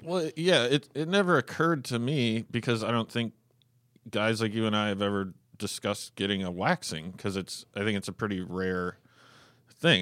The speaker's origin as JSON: {"language": "English", "town": "Fairbanks", "region": "Alaska", "country": "United States", "tie": "born or raised there", "also_born_or_lived": "North Pole, Alaska / Canada", "said": "the time I was born until I was seven or so, I grew up in North Pole, Alaska"}